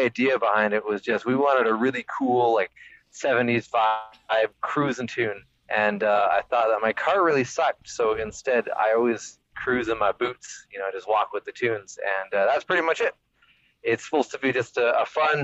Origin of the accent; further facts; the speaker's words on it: Vancouver, British Columbia, Canada; We're from the West Coast, as far as you can get.